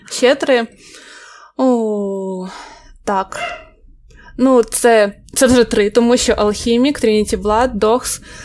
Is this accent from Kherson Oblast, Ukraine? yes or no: no; Odesa, Odesa Oblast, Ukraine; Я з Одеси.